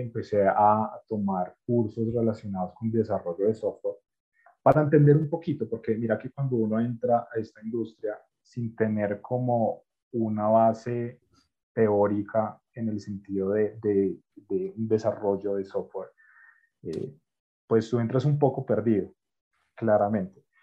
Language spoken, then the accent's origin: Spanish; Colombia; Yo soy colombiano